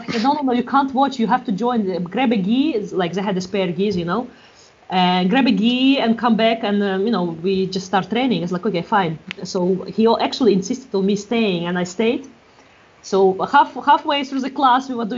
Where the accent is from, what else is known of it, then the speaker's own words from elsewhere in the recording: Russia; moved away as an adult; also born or lived in Europe; now in Galway, Ireland; I'm from Russia, but past 15 years I've been a little bit around Europe, and past 5 years I've been around in Galway.